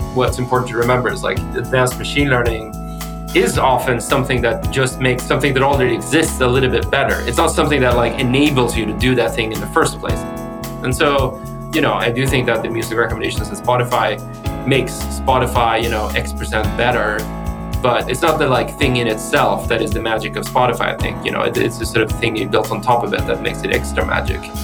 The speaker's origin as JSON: {"language": "English", "country": "Sweden", "said": "I'm from Sweden."}